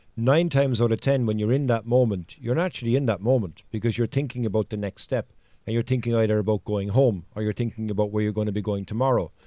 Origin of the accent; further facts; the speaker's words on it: Cork, Munster, Ireland; I'm from Cork, which is the largest county in Ireland